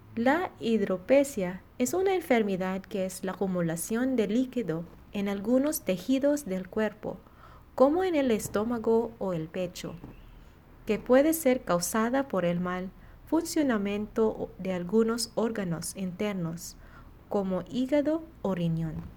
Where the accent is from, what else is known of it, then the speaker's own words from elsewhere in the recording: Philippines; now in Monterrey, Mexico; misionera filipina, y estoy en la comunidad de Monterrey